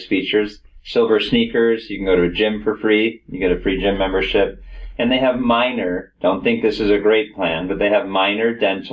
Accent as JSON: {"language": "English", "area": "Palm Beach County", "region": "Florida", "country": "United States", "tie": "born or raised there", "also_born_or_lived": "Colorado", "said": "So I grew up here in Palm Beach County"}